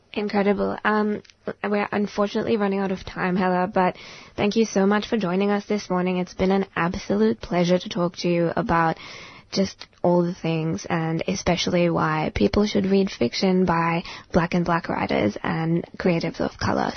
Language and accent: English; India; now in Australia; I grew up in India, not a white person in sight